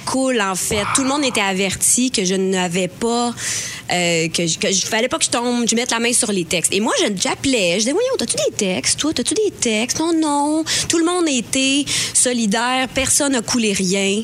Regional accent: L'Assomption, Quebec, Canada; je viens de l'Assomption

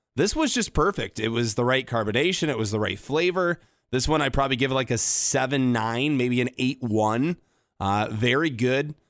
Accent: Grand Rapids, Michigan, United States; also born or lived in Detroit; I'm from Grand Rapids, but I like to call Detroit home

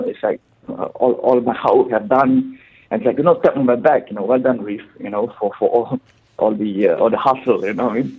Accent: Singapore; now in Dubai, United Arab Emirates; I'm from Singapore, purely. Okay. Uh, raised and born in, from Singapore.

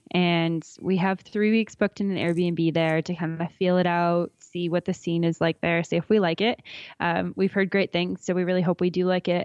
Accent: Alberta, Canada; I grew up in Alberta. I grew up not far from Canmore, about an hour east towards Calgary.

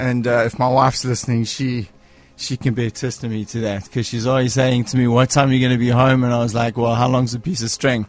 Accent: Cape Town, Western Cape, South Africa; I'm from Cape Town

